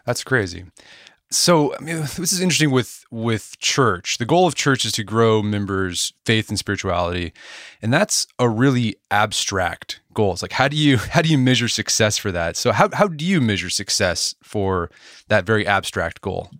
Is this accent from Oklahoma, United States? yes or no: yes; Edmond, Oklahoma, United States; now in Tulsa, United States; I grew up in Edmond, Oklahoma, a suburb of Oklahoma City.